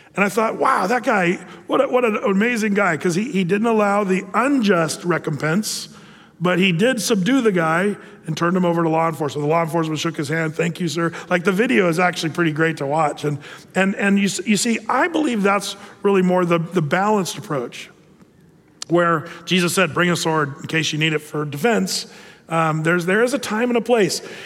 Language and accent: English; United States; as an American citizen